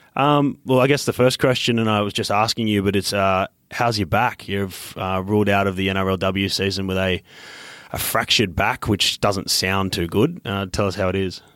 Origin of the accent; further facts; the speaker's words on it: Queensland, Australia; also born or lived in New South Wales; I grew up in Queensland, but I'm born in New South Wales